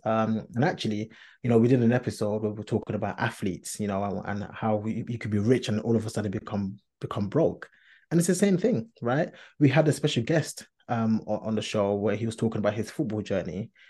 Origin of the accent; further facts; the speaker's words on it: London, United Kingdom; Of course, I am a Londoner. We are Londoners.